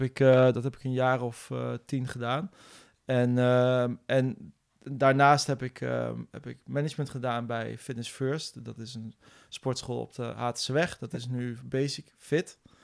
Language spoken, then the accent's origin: Dutch; Nijmegen, Gelderland, Netherlands; also born or lived in Utrecht; ik ben geboren en getogen in Nijmegen.